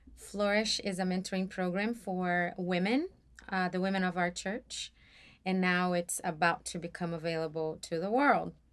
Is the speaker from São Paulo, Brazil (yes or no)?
yes; São Paulo, Brazil; moved away as an adult; now in Atlanta, United States; I was born and raised in Brazil, and s-, more specifically, São Paulo.